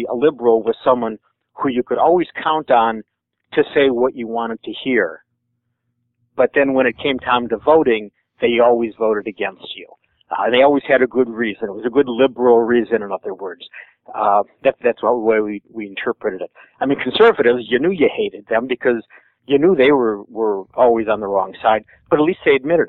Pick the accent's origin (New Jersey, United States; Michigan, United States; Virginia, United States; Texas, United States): Michigan, United States; I'm from Michigan